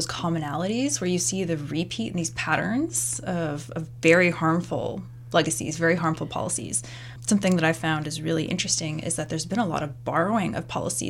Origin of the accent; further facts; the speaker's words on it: South East England, United Kingdom; I grew up in Surrey, you know, which has a certain, I don't know if you've heard about the reputation of Surrey.